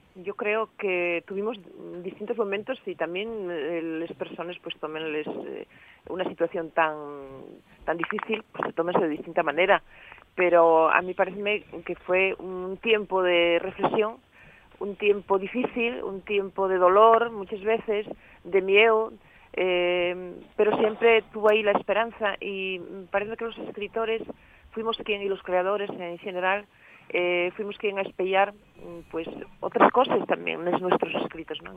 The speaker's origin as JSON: {"language": "Spanish", "region": "Asturias", "country": "Spain"}